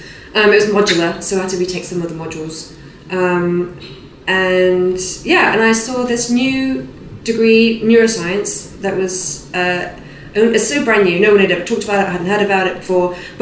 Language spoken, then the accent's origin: English; South West England, United Kingdom; born or raised there